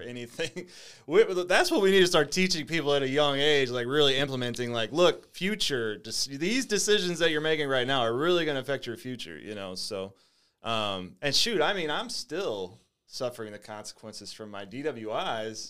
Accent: St. Louis, Missouri, United States; also born or lived in Jennings / Bridgeton; I grew up in Saint Louis

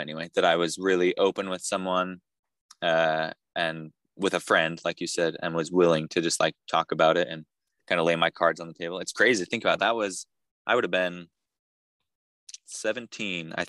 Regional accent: Idaho, United States; moved away as an adult; also born or lived in Utah / Peru; now in Louisiana, United States; I grew up in Idaho

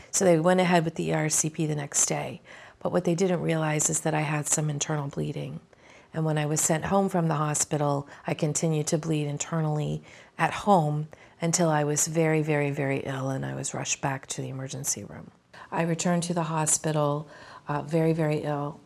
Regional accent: Maryland, United States; I'm from Maryland.

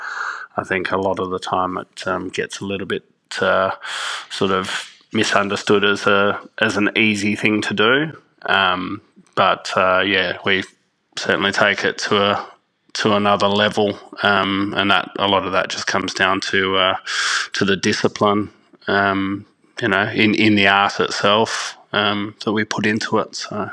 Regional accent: Perth, Western Australia, Australia; being a good little Italian family, we actually lived in one of the northern suburbs of Perth, and we lived next door to my nonna

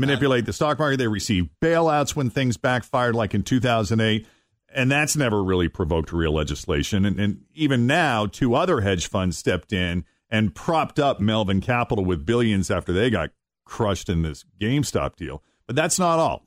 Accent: Boston, Massachusetts, United States; I'm growing up in the Boston area

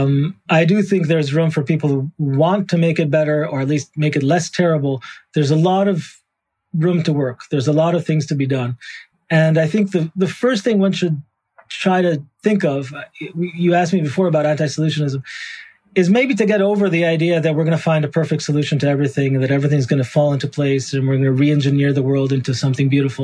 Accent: Jerusalem, Jerusalem District, Israel; I grew up in Jerusalem in the 1990s, 80s, 90s

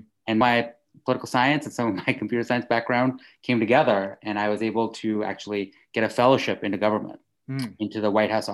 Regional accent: suburbs of New York, United States; also born or lived in India / United Kingdom; I was born in India and we left when I was 8. I did 2 years in Britain and then ended up in the suburbs of New York

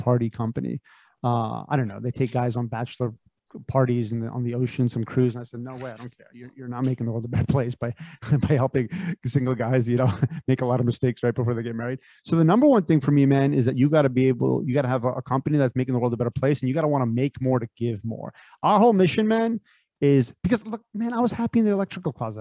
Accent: Connecticut, United States; also born or lived in San Francisco Bay Area; I grew up in Connecticut.

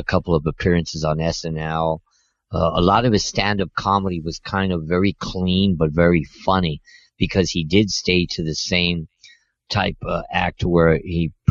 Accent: Montebello, California, United States; when I was growing up in Montebello

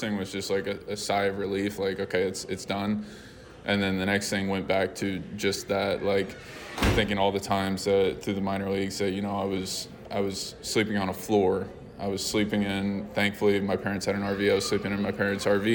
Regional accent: Houston, Texas, United States; I'm from Houston, so born and raised there

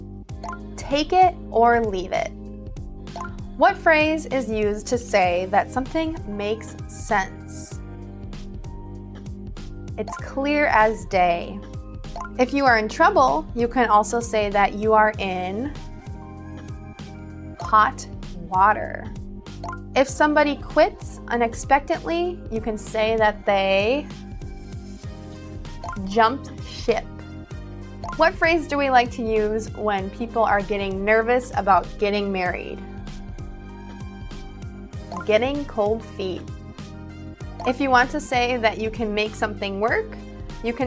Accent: United States; accent: American English; I'm an American English speaker

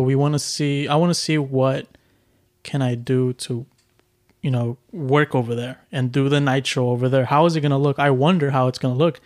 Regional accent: Houston, Texas, United States; I'm from Houston

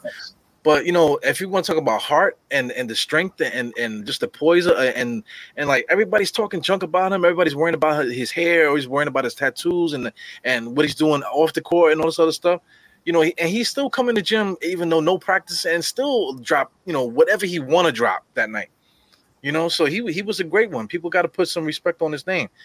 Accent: New York City, New York, United States; I'm from Brooklyn, East New York

